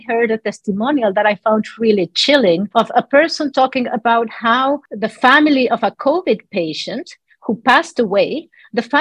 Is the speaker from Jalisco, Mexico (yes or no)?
no; Mexico City, Mexico; moved away; I was born and raised in Mexico City